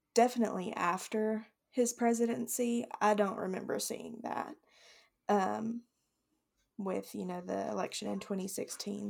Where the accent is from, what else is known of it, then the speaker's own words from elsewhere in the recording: the South, United States; growing up in the South